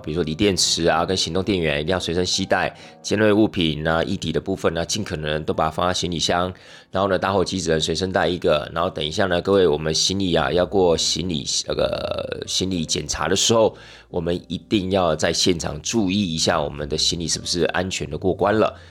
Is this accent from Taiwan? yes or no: yes; Taiwan; 包含我们台湾人啊